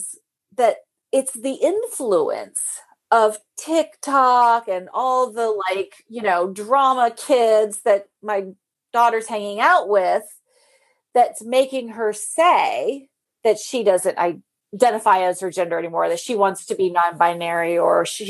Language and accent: English; near San Francisco, California, United States; when we grew up near San Francisco